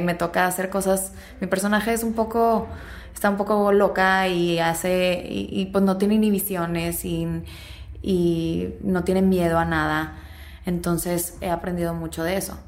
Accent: Mexico; moved away as an adult; now in Los Angeles, United States; soy mexicana

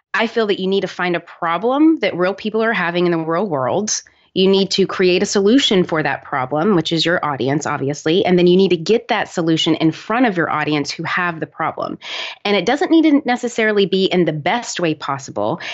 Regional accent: Nashville, Tennessee, United States; moved away as an adult; also born or lived in New York City; I'm originally from Nashville, Tennessee

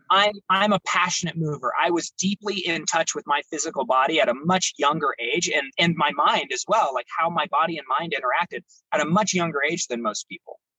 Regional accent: Baker City, Oregon, United States; also born or lived in Salem, Oregon; I grew up in Baker City, Oregon

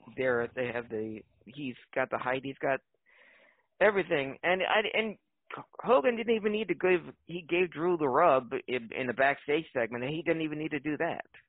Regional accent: Philadelphia, Pennsylvania, United States; my my hometown team

